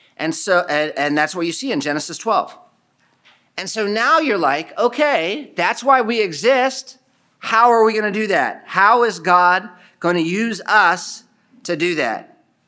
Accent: United States; I'm American.

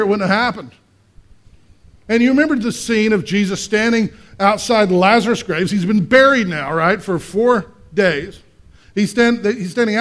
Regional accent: Texas, United States; I grew up in Texas

